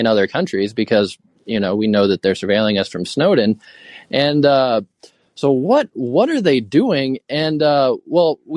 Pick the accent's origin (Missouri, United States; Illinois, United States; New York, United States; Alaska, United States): Alaska, United States; Fairbanks; now in Boise, United States; I'm from the United States. I'm an American. I'm from Fairbanks, Alaska.